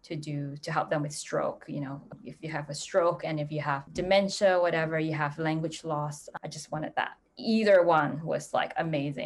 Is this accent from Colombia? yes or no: no; Singapore; moved away; I'm from Singapore originally.